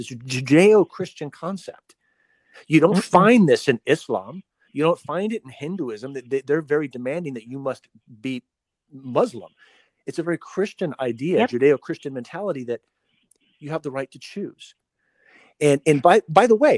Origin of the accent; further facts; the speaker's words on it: United States; my family being here since the 1800s, and so I'm pretty American